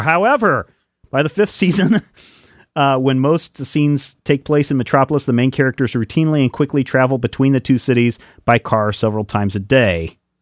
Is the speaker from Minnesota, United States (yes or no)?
no; Franklin County, Kansas, United States; I grew up around this area. I grew up in Franklin County, Kansas